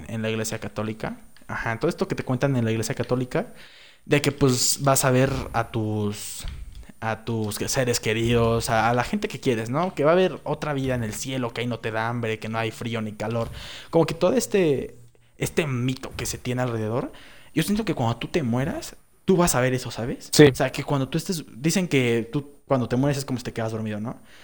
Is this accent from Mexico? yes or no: yes; Mexico; Somos mexicanos, toda nuestra vida hemos estado aquí